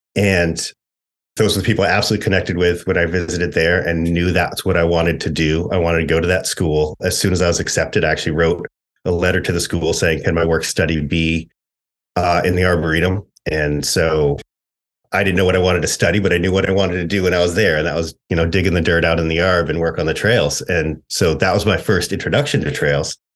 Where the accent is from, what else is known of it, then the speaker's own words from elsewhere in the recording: Maine, United States; moved away as an adult; also born or lived in Upper Midwest; I grew up in, you know, rural Maine.